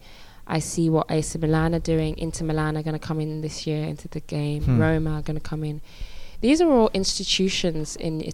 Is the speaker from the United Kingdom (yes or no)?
yes; England, United Kingdom; me as a British Nigerian football player